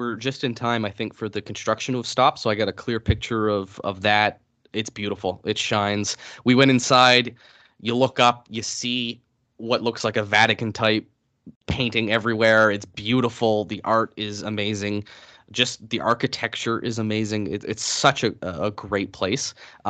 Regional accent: Atlantic Canada, Canada; I'm like from East Coast Canada. We can't speak without swearing.

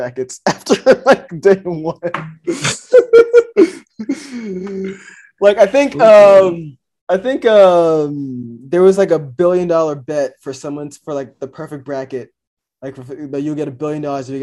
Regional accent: Louisiana, United States; my home state school LSU

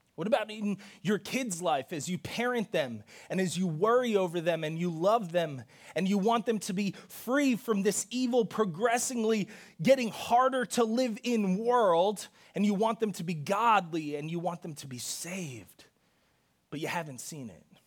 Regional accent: New York City, New York, United States; I was born in the Bronx

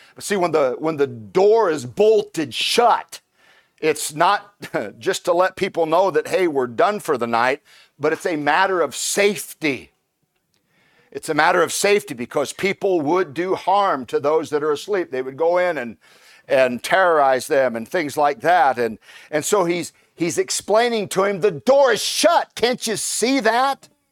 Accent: Indiana, United States; moved away; I'm originally from Indiana, and in, and the, the, the people from Indiana are called Hoosiers.

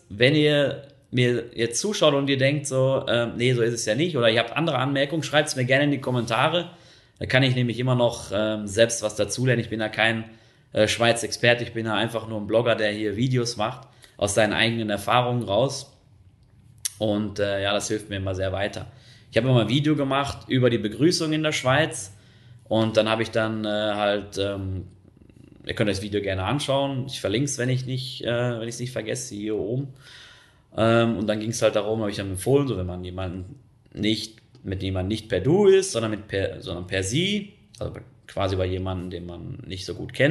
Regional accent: North Rhine-Westphalia, Germany; Wenn ich da jetzt mal an meine Heimat denke, an Nordrhein-Westfalen, da gibt es auch die verschiedensten Regionen, Rheinland, Münsterland, ähm, Ruhrgebiet, Sauerland

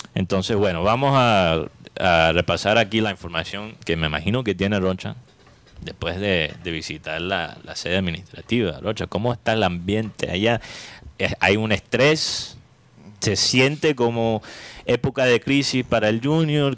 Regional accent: Colombia; como colombiano

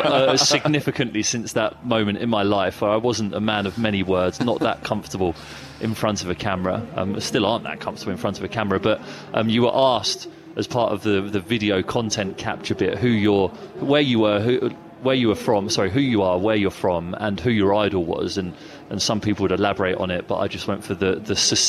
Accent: England, United Kingdom; I had a slight mild fake Cockney twang, and I said … from England

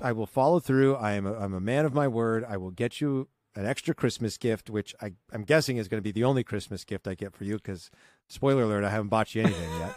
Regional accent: Southern California, United States; I grew up in Southern California

